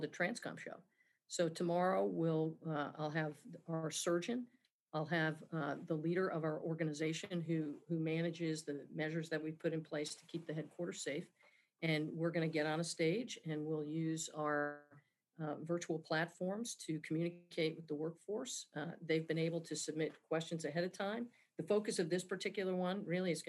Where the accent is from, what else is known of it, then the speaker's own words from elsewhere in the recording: New Jersey, United States; moved away as an adult; I grew up in New Jersey